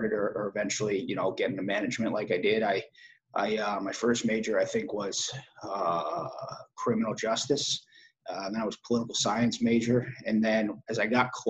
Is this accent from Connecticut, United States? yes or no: yes; Madison, Connecticut, United States; also born or lived in Branford, Connecticut; I grew up in Madison, Connecticut.